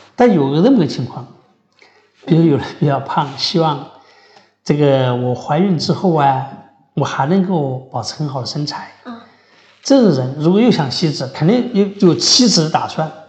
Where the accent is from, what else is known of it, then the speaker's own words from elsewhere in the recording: Sichuan, China; 咱们四川人爱吃猪头肉